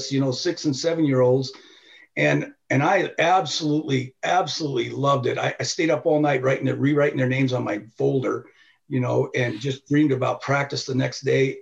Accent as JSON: {"language": "English", "town": "Tooele", "region": "Utah", "country": "United States", "tie": "born or raised there", "also_born_or_lived": "Honolulu, Hawaii", "said": "I was born in Hawaii and in Honolulu. And then my dad was a chemist, a biochemist"}